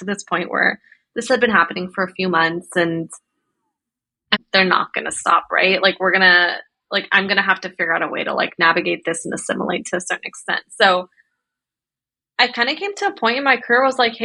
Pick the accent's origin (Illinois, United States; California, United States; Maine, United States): California, United States; Bay Area; moved away as an adult; now in Seattle, United States; a Pakistani Muslim woman that was being raised in the Bay Area by first generation immigrants